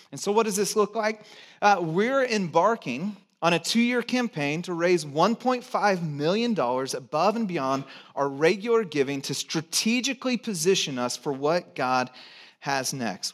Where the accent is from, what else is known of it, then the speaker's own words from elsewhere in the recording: Santa Cruz, California, United States; I grew up in Santa Cruz